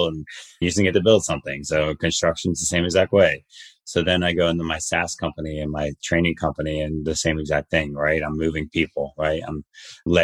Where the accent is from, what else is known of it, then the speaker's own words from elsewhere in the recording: New Jersey, United States; I am from Jersey